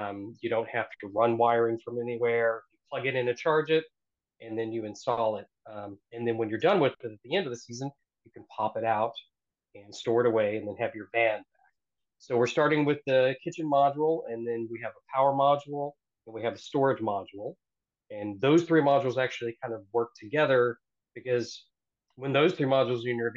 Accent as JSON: {"language": "English", "region": "Oklahoma", "country": "United States", "tie": "born or raised there", "moved": "yes", "lives_now": "Philadelphia, United States", "said": "I actually grew up on the plains of Oklahoma"}